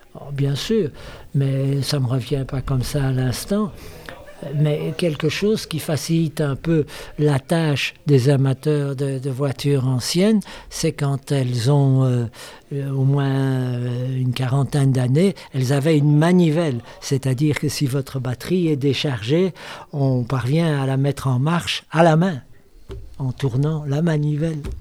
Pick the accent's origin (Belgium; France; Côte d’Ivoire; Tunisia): Belgium; je suis belge